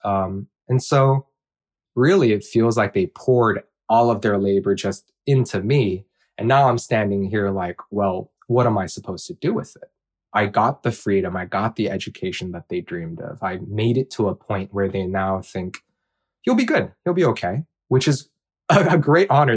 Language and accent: English; Hawaii, United States; also born or lived in Bakersfield, California; I'm Korean, and I grew up in Hawaii